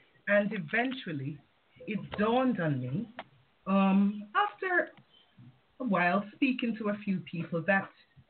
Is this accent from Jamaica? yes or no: yes; Jamaica; also born or lived in England; I was born in England, but I went to live in Jamaica at age 9.